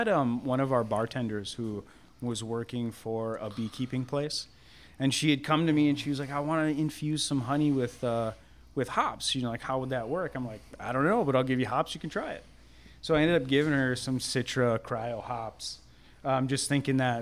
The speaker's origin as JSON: {"language": "English", "region": "Minnesota", "country": "United States", "moved": "yes", "lives_now": "Galveston, United States", "said": "I originally am from Minnesota"}